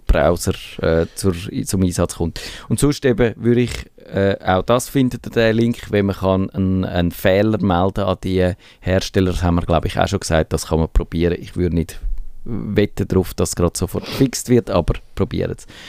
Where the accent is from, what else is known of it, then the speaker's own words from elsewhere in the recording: Switzerland; wir als Schweizer